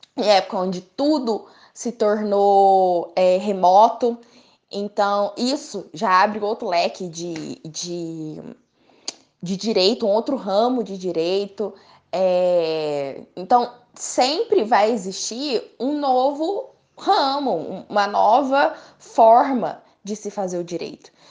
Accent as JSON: {"language": "Portuguese", "town": "Três Corações", "region": "Minas Gerais", "country": "Brazil", "tie": "born or raised there", "said": "nascida e criada em Três Corações"}